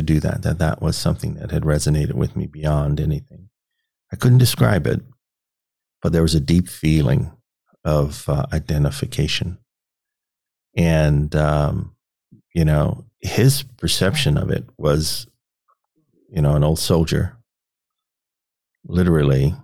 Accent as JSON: {"language": "English", "town": "Washington", "region": "District of Columbia", "country": "United States", "tie": "born or raised there", "also_born_or_lived": "Petersburg, Virginia", "moved": "yes", "lives_now": "Omaha, United States", "said": "I grew up in Washington, D.C."}